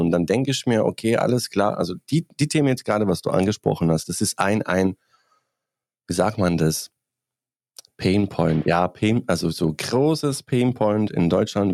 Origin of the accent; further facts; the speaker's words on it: Bosnia & Herzegovina; German is a second language; now in Germany; Ich komme aus Bosnien